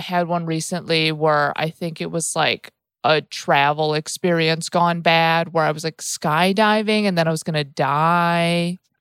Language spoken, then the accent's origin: English; Midwest, United States; I'm from the Midwest